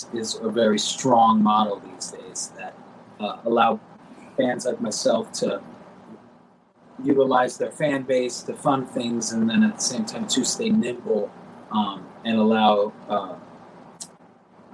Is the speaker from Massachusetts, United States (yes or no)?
no; South Florida, United States; I grew up in South Florida